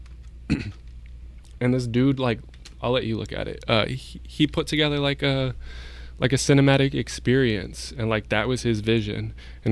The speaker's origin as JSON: {"language": "English", "region": "Texas", "country": "United States", "said": "I'm from Texas"}